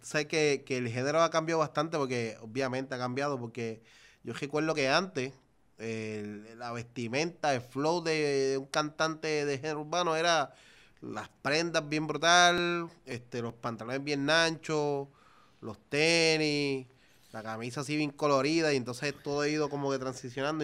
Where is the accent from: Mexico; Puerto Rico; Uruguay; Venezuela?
Puerto Rico; Naranjito; Yo vengo de Naranjito, vengo desde abajo